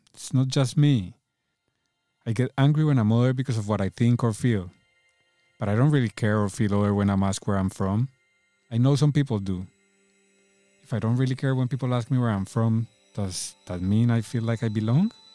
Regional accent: Cali, Valle del Cauca, Colombia; accent: thick accent; English is a second language; moved away as an adult; now in London, United Kingdom; Cali, where I'm from in Colombia, is a smaller, a slower, a, a much more relaxed city.

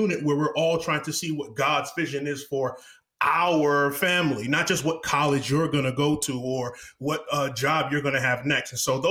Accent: New York City, New York, United States; now in Houston, United States; I'm from Houston Cypress. Originally, I'm a native New Yorker, loyal Texan.

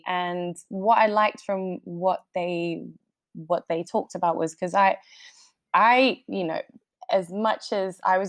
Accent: Uruguay; accent: Uruguayan Spanish; English is a second language; I sound quite English, well, to my friends, because I've just been away for so long. And I had a Colombian boyfriend for quite a while. So then my Uruguayan Spanish kind of mixed with this Colombian twang

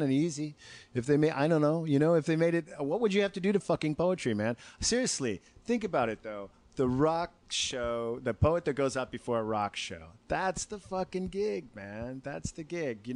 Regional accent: Chicago, Illinois, United States; also born or lived in Arlington Heights; I was born in Chicago, but I didn't live there my whole life

